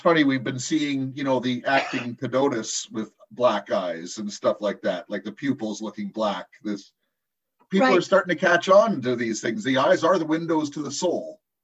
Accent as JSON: {"language": "English", "town": "Compton", "region": "California", "country": "United States", "tie": "born or raised there", "said": "I grew up in Compton in the early 70s"}